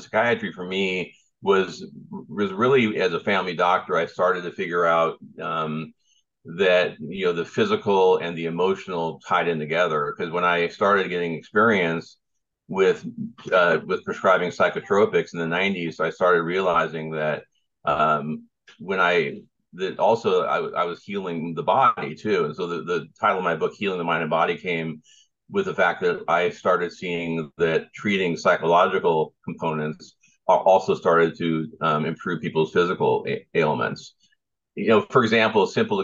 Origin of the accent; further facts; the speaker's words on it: South Bay area, Southern California, United States; also born or lived in New York; I grew up in Southern California, in the South Bay area, and all up and down the South Bay